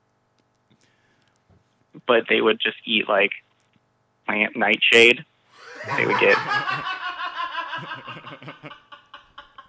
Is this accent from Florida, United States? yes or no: no; Houston, Texas, United States; Houston, Texas